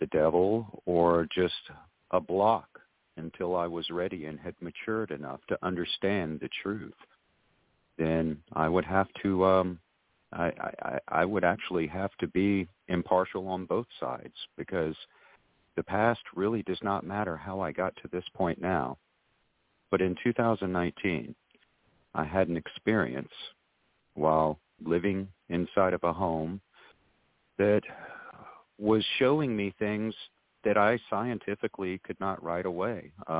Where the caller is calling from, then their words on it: Georgetown, South Carolina, United States; I am calling you from Georgetown, South Carolina.